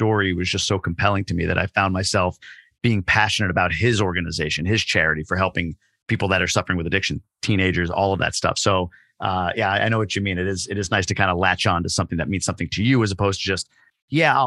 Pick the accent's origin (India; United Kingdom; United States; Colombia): United States; New York; now in Michigan, United States; I grew up in New York